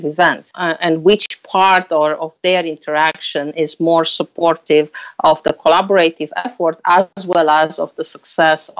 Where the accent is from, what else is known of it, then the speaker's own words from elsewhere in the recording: Romania; moved away as an adult; also born or lived in Germany; now in United States; I am originally from Romania with a master in mathematics